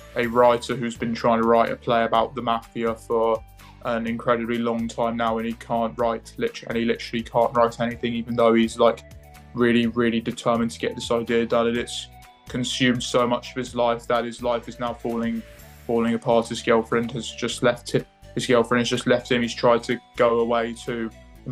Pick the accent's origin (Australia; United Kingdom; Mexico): United Kingdom; England; also born or lived in Cambridge / Lewes; I was born in Cambridge. I've moved to Lewis. I've grew up in England.